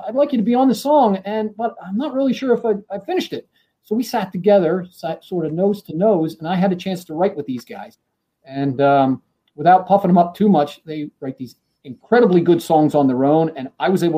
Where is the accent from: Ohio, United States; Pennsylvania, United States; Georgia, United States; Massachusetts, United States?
Pennsylvania, United States; Central; moved away as an adult; also born or lived in Philadelphia area; now in Philadelphia, United States; I grew up in Central Pennsylvania